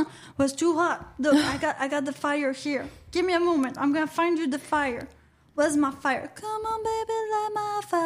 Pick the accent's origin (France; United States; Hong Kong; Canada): Canada; I'm Canadian